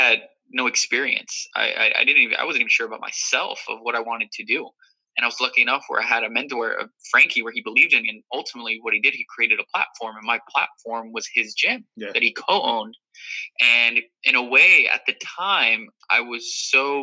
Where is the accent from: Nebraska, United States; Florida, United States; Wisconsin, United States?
Florida, United States; Miami; moved away as an adult; also born or lived in New Rochelle, New York; I was born and raised in Miami, Florida.